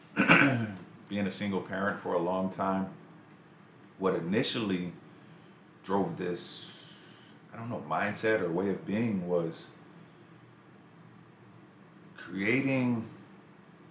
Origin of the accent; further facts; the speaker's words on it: Tulsa, Oklahoma, United States; now in Lawrence, United States; I grew up, born and raised in Tulsa